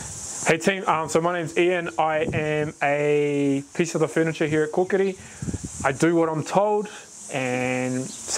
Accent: East Coast, New Zealand; now in Hamilton, New Zealand; been here for ages, live here in Hamilton, from the East Coast, so from all parts of Aotearoa

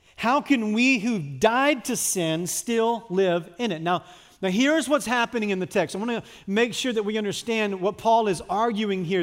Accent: United States; I'm an American, I live in a free country

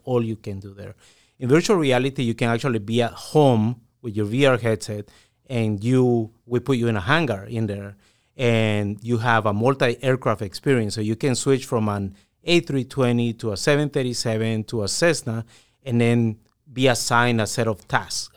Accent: Guatemala; I'm originally from Guatemala

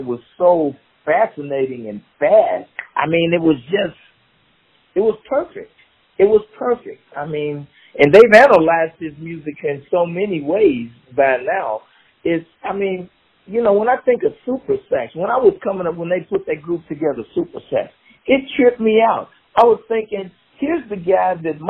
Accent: Kansas City, Missouri, United States; I grew up in the 60s in the inner city in Kansas City. I grew up on 29th and Euclid. I went to Lincoln High School

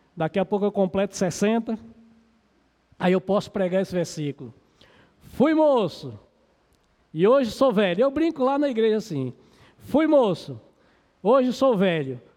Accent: Pernambuco, Brazil; moved away as an adult; also born or lived in Recife / Piauí; now in Novo Gama, Brazil; quando eu saí lá do meu estado, Pernambuco, para ir trabalhar no campo missionário do Piauí

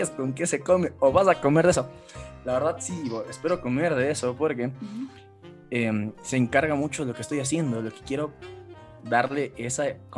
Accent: Quito, Pichincha, Ecuador; vivo en {S2} Ecuador, en Quito, en la capital. Aquí en mi país, bueno, soy abogado

